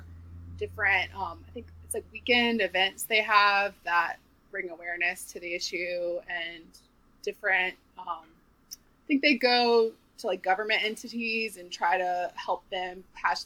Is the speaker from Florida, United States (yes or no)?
no; Charleston, South Carolina, United States; also born or lived in New York; now in Nashville, United States; I'm from Charleston, South Carolina